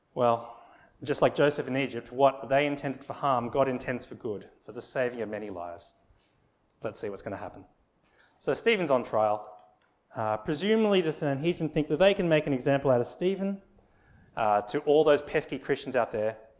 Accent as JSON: {"language": "English", "town": "Sydney", "region": "New South Wales", "country": "Australia", "tie": "born or raised there", "said": "I was born in Australia"}